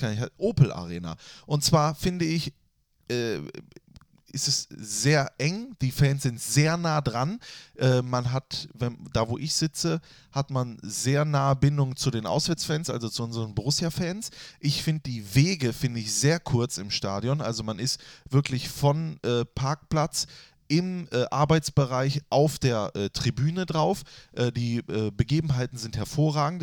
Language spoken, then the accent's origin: German; Düsseldorf, North Rhine-Westphalia, Germany; Ich bin ja in Düsseldorf-Flingern aufgewachsen